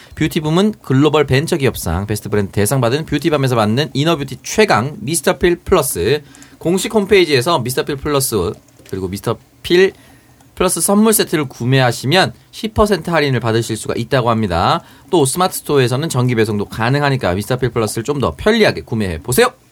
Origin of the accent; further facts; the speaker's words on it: Busan, South Korea; 저는 이제 부산 사상구 모라동에서 컸어요